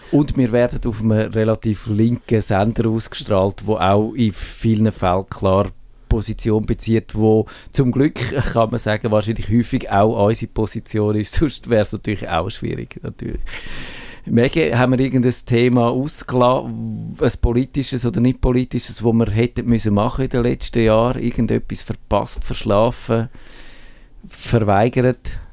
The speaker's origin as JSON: {"language": "German", "country": "Switzerland", "said": "wir Schweizer"}